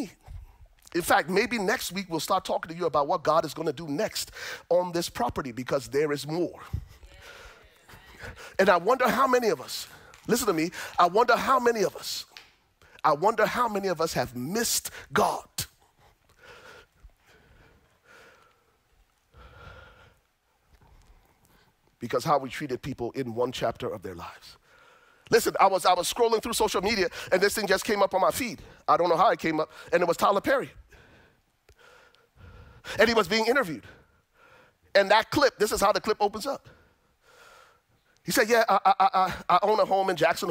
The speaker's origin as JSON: {"language": "English", "country": "Liberia", "tie": "born or raised there", "moved": "yes", "lives_now": "United States", "said": "I'm originally from Liberia, West Africa. I came to the States after surviving the Liberian Civil War"}